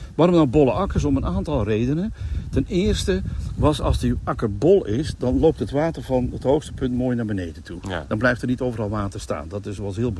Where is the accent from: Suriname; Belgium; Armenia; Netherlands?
Netherlands; North Brabant; wij eh, als Brabanders